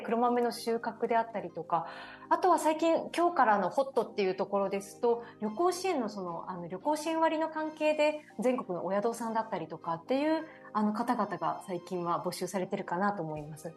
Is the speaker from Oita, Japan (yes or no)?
no; Owase, Mie, Japan; born or raised there; moved away